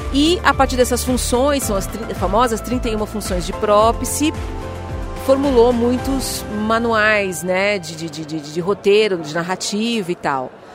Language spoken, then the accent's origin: Portuguese; São Paulo, Brazil; Eu sou eu sou brasileira, nasci em São Paulo